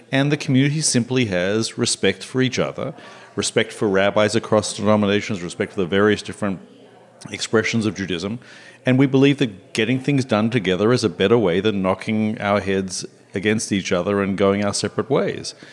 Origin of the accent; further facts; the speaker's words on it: Melbourne, Victoria, Australia; moved away as an adult; now in Pittsburgh, United States; When I moved to Pittsburgh, I came here from Melbourne, Australia, and uh, the Melbourne community is a is a wonderful community.